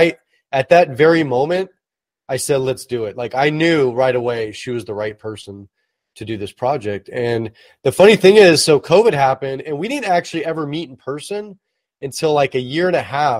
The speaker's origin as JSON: {"language": "English", "town": "Oakland", "region": "California", "country": "United States", "tie": "born or raised there", "also_born_or_lived": "Hercules / Vacaville / Berkeley / Napa", "said": "I was born and raised in the San Francisco Bay Area. I was actually born in Oakland"}